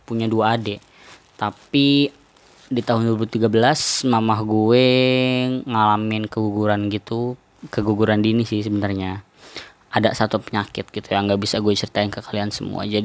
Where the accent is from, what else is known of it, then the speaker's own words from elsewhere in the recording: Depok, West Java, Indonesia; born there; untuk keluarga gue gue lahir di Depok kakak gue lahir di Bogor adik gue lahir di Bekasi ayah gue lahir di Lampung mama gue lahir di Jakarta